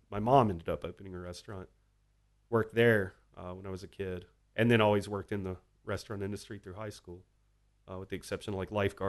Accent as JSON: {"language": "English", "town": "Fairhope", "region": "Alabama", "country": "United States", "tie": "born or raised there", "moved": "yes", "lives_now": "Austin, United States", "said": "he's from my hometown of Fairhope, Alabama."}